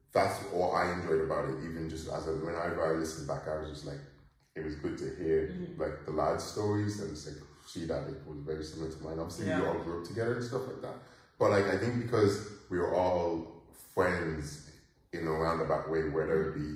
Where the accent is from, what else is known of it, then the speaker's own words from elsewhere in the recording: Nigeria; now in Ireland; being Nigerian